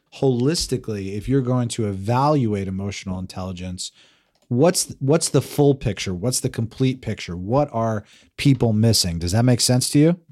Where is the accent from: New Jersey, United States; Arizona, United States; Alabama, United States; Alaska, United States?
New Jersey, United States; I'm this guy from New Jersey.